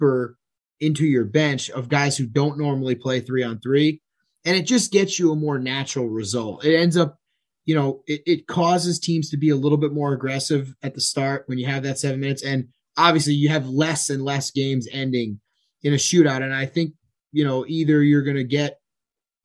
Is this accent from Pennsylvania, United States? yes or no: no; New York, United States; me being a New Yorker